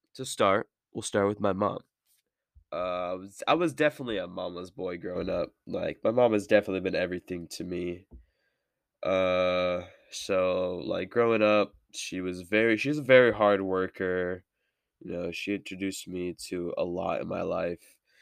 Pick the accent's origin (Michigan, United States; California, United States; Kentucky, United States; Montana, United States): California, United States; Merced; I'm from Merced, California. I'm sixteen.